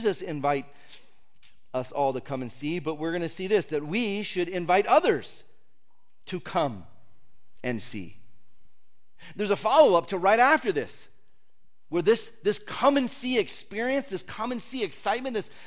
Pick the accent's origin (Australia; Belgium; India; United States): United States; California; moved away as an adult; I'm from California